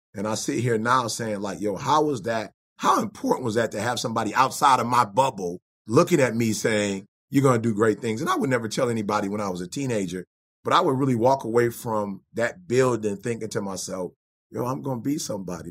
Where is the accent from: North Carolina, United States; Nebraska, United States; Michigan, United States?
Michigan, United States; Detroit; also born or lived in Chicago; I think about five, my mom moved to Detroit, took a job with Ford Motor Company.